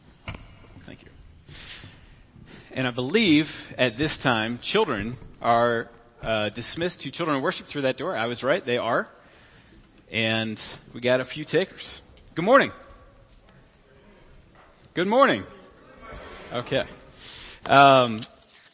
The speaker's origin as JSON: {"language": "English", "country": "United States", "said": "as American Christians"}